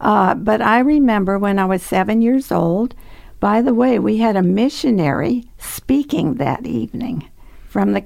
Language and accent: English; North Dakota, United States; also born or lived in Chicago; when I was still a baby, we moved up to North Dakota